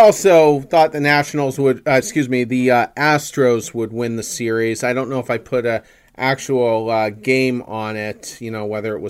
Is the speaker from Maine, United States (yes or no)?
yes; Windham, Maine, United States; I'm from Wyndham. I graduated from Wyndham in 2001